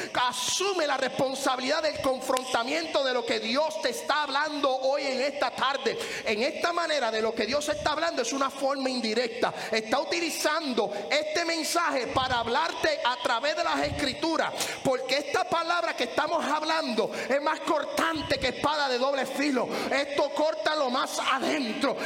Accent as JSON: {"language": "Spanish", "country": "Puerto Rico", "tie": "born or raised there", "moved": "yes", "said": "en la iglesia donde yo me crié, allá en Puerto Rico"}